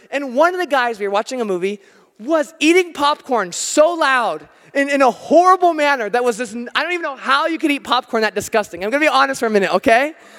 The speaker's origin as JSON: {"language": "English", "country": "United States", "said": "I'm American"}